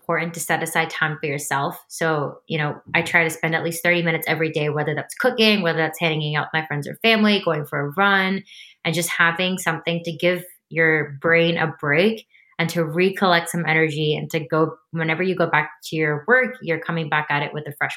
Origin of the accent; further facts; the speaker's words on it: New Jersey, United States; I was born and raised in New Jersey